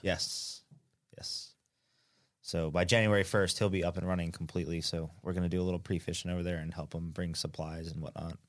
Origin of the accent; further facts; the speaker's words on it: near Atlantic City, New Jersey, United States; moved away; Right near Atlantic City, little tiny island